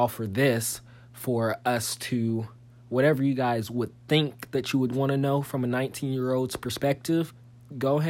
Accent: St. Louis, Missouri, United States; now in Southern Illinois, United States; I was originally born in St. Louis, Missouri

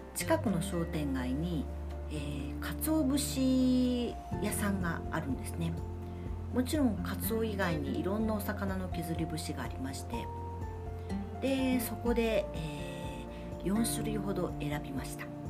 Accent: Fukuoka, Japan; 私は福岡博多生まれなので、えー、お雑煮は博多雑煮

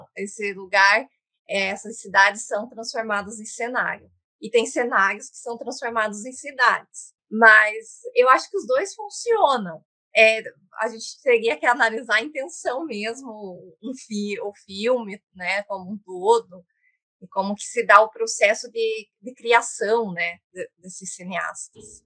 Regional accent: Curitiba, Paraná, Brazil; eu sou, aqui de Curitiba

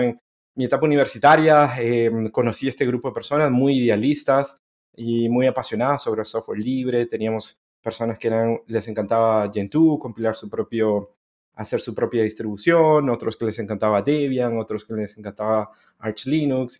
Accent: Guatemala; moved away as an adult; also born or lived in Honduras; now in Chile; nací en Honduras hace varios años ya, pero em, estuve ocho años en Honduras y luego me crié en Guatemala

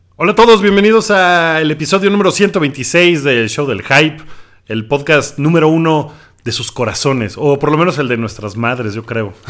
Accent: Mexico; soy mexicano

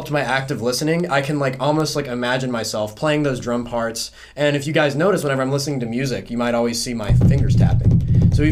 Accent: South Carolina, United States; like I'm from South Carolina, so like we rednecks don't really go see therapists.

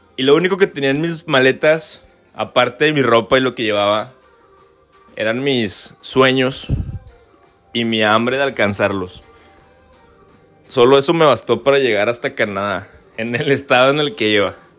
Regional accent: Torreón, Coahuila, Mexico; moved away as an adult; yo soy de Torreón

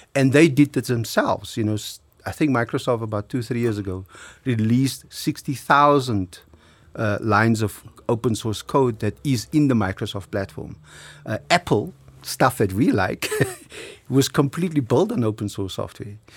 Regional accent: South Africa

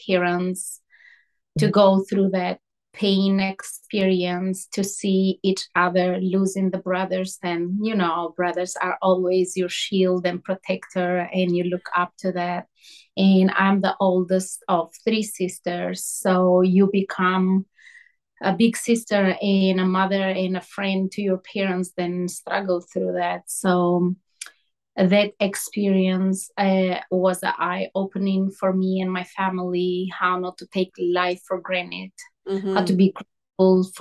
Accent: Albania; moved away as an adult; I grew up in Albania

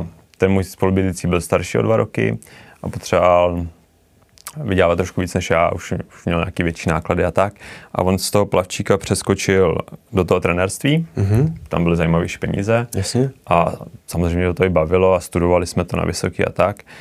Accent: Mnichovo Hradiště, Central Bohemian Region, Czechia; já jsem se narodil do baráku v Mnichově Hradišti

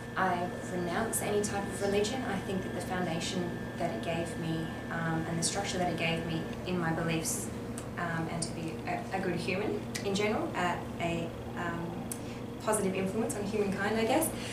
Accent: Western Australia, Australia; moved away as an adult; now in Melbourne, Australia; I'm originally from Western Australia

